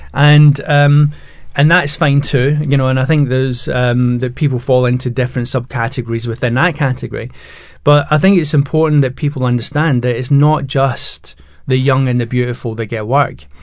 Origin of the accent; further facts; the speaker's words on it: Scotland, United Kingdom; now in England; I'm Scottish and the you know living in England